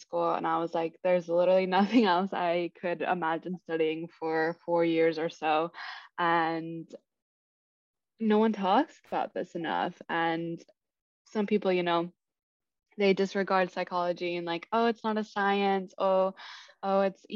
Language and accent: English; Kansas City, Kansas, United States; moved away as an adult; also born or lived in Des Moines, Iowa; now in New York City, United States; I'm originally from Kansas City, Kansas